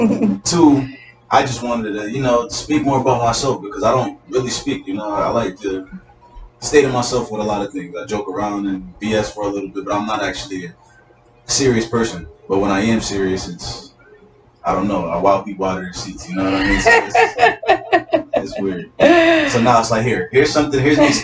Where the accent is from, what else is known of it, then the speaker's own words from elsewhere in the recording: Norwalk, Connecticut, United States; born there; Yeah, I was born in Norwalk.